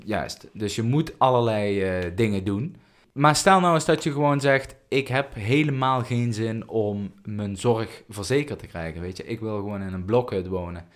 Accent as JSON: {"language": "Dutch", "country": "Netherlands", "said": "als ik, geboren bent als Nederlander"}